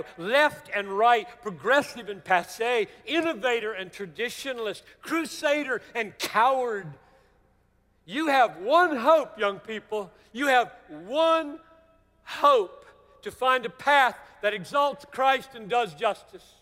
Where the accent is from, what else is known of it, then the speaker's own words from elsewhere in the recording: Greenville, South Carolina, United States; As a very young Southerner growing up in Greenville, South Carolina, 1950s and 60s